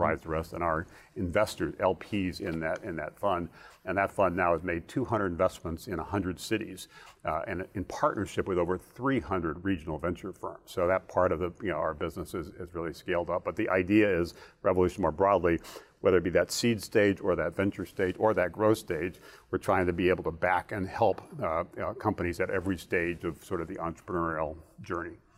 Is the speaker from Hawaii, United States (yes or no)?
yes; Hawaii, United States; moved away; also born or lived in Northern Virginia; growing up in, in, in, uh, in Hawaii